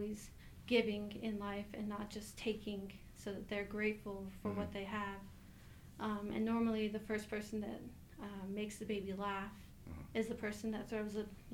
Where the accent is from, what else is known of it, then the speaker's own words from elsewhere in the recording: New Mexico, United States; moved away; I am from the Navajo tribe, born and raised on the Navajo Reservation in New Mexico